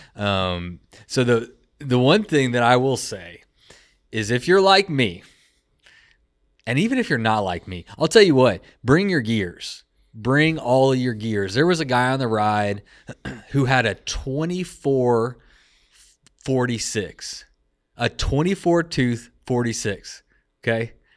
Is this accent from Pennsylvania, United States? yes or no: no; Texas, United States; I'm from Texas